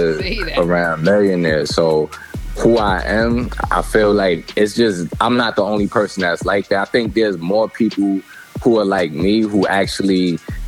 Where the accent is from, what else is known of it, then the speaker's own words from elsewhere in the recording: New York City, New York, United States; growing up in Brooklyn, New York